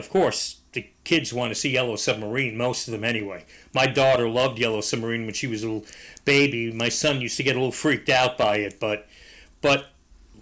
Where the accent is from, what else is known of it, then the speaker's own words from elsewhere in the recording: New York City, New York, United States; I'm from the Bronx, which is Yankee country, I grew up a Mets fan